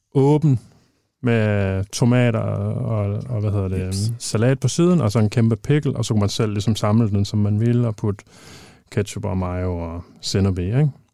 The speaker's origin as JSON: {"language": "Danish", "area": "Thy, just outside Thisted", "region": "North Denmark Region", "country": "Denmark", "tie": "born or raised there", "moved": "yes", "said": "jeg er fra Thy, født og opvokset i, øh, lige uden for Tisted"}